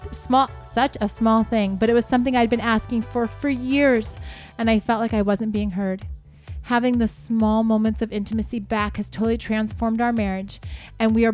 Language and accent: English; Texas, United States; yes, I am from Texas